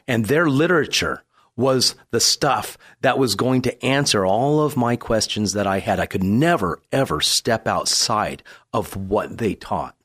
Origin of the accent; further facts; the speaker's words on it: San Diego, California, United States; I was born and raised here in San Diego.